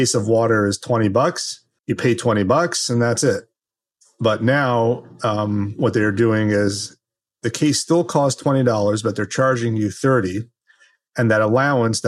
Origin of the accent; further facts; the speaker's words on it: Los Angeles, California, United States; now in New Jersey, United States; I grew up in Los Angeles